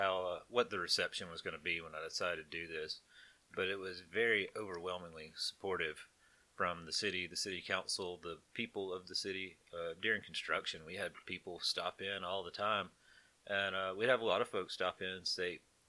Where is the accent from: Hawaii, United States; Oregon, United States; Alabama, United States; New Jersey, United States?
Alabama, United States; Jasper; also born or lived in Birmingham; Well, I was born in 1986 in Jasper, Alabama. Actually, no, I was born in Birmingham. I came to live in Jasper after I was born. But went to Cary High School, graduated there